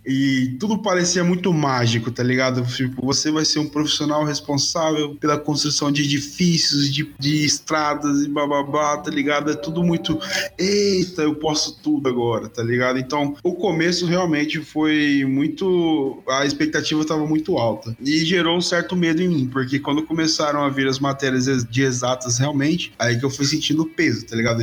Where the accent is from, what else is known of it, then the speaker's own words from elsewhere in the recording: interior of Mato Grosso, Brazil; moved away as an adult; now in Cuiabá, Brazil; eu vim de outra cidade, vim do interior do Mato Grosso e vim pra capital Cuiabá